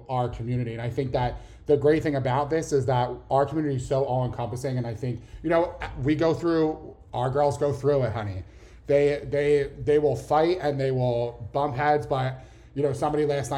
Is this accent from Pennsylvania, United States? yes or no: yes; Philadelphia, Pennsylvania, United States; accent: Philly; I grew up in Philly, born and raised. I don't know if you could tell by my thick Philly accent